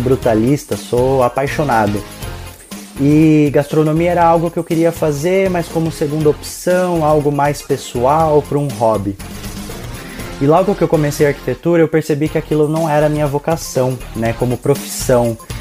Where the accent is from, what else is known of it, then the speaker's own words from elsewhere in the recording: interior of São Paulo, Brazil; moved away as an adult; Eu sou do interior de São Paulo